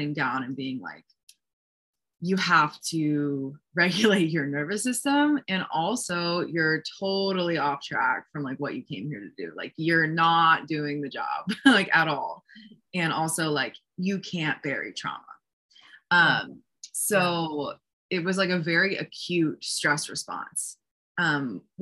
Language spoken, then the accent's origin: English; East Coast of New Jersey, United States; moved away as an adult; also born or lived in Hoboken, New Jersey; now in Sedona, United States; where I grew up on the East Coast of New Jersey